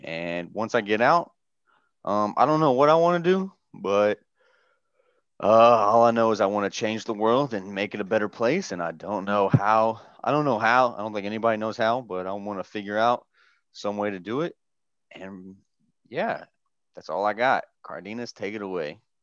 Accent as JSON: {"language": "English", "region": "Southern Indiana", "country": "United States", "tie": "born or raised there", "also_born_or_lived": "Louisville, Kentucky / Great Lakes, Illinois / Bahrain", "moved": "as an adult", "lives_now": "Norfolk, United States", "said": "I was born in Louisville, Kentucky, and then moved to Southern Indiana uh, a couple years later, where I was raised"}